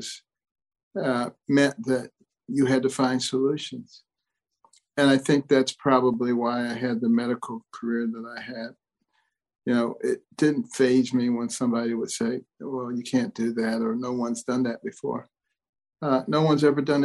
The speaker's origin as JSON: {"language": "English", "town": "Detroit", "region": "Michigan", "country": "United States", "tie": "born or raised there", "also_born_or_lived": "Boston", "said": "I grew up in Detroit and partly in Boston"}